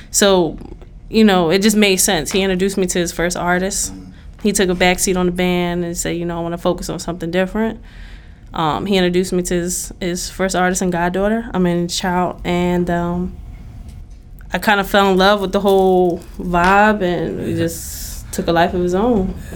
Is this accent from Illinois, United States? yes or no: no; Philadelphia, Pennsylvania, United States; I grew up on the side that they call seventy-eighth Street